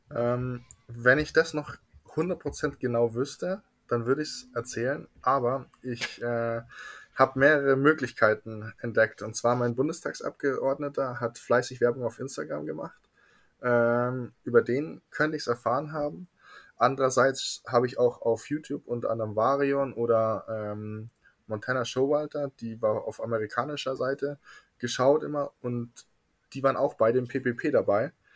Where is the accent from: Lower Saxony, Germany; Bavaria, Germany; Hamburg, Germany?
Bavaria, Germany; Munich; Ich komme aus München, genauer gesagt aus Trudeleck